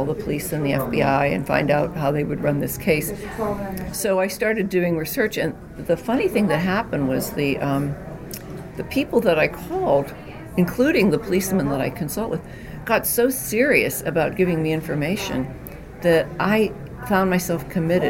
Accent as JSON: {"language": "English", "town": "Johnstown", "region": "Pennsylvania", "country": "United States", "said": "I'm from Johnstown, Pennsylvania, and I had never been further away than Pittsburgh to go to school"}